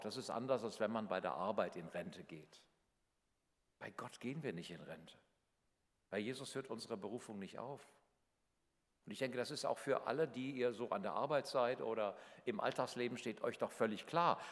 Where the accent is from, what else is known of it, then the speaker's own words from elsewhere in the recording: Northern Hesse, Germany; in meinem kleinen Dorf in Nordhessen, wo ich aufgewachsen bin